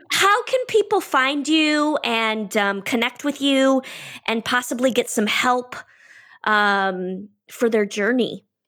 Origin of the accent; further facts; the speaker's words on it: Midwest, United States; moved away; also born or lived in California; I grew up in the Midwest, which, you know, is embedded, it's middle America.